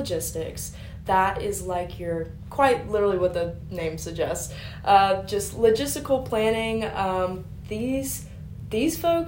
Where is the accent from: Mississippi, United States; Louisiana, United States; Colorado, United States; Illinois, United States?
Mississippi, United States; Carthage; I'm from Carthage, Mississippi originally, an hour down the road, not very far at all